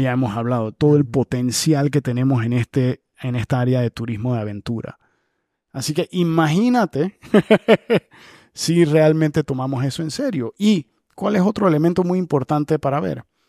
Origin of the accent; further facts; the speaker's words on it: Panama; como panameño